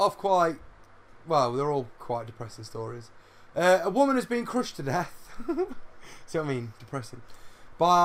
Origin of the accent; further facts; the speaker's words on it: United Kingdom; We're in Britain. We're British.